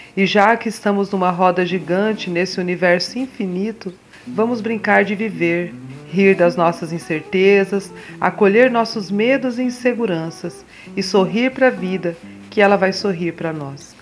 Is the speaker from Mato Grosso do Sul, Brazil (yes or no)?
yes; Mato Grosso do Sul, Brazil; also born or lived in São Paulo; Nascida em São Paulo, por acaso, mas criada em criada, educada e, e vivida em Mato Grosso do Sul, centro-oeste brasileiro, hoje na, morando em Dourados